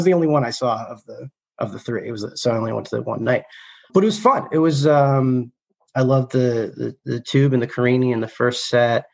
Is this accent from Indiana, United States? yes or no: no; outside Philadelphia, Pennsylvania, United States; also born or lived in Ohio; I'm from outside Philly